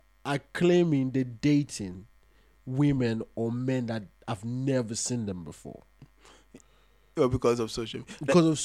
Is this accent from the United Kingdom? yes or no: no; Nigeria; I'm Nigerian